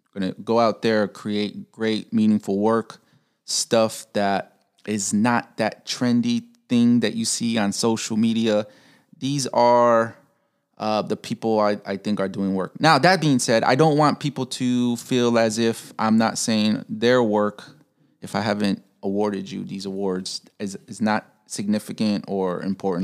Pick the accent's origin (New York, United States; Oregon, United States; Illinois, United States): Illinois, United States; Chicago; I'm from Chicago, Pilsen area